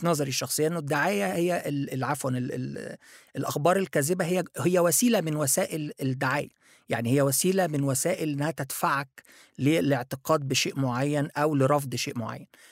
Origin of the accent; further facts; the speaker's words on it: Egypt; also born or lived in Japan; انا مصري